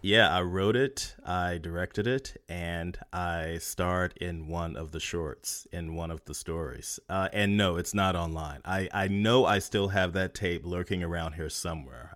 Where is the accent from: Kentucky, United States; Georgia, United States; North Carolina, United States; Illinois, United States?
North Carolina, United States; moved away as an adult; also born or lived in Los Angeles; now in San Francisco, United States; still in my hometown